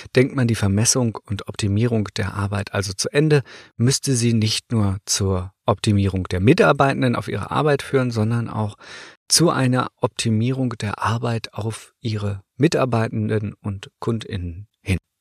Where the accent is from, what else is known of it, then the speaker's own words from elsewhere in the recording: Northern Germany, Germany; Ich komme ja aus Norddeutschland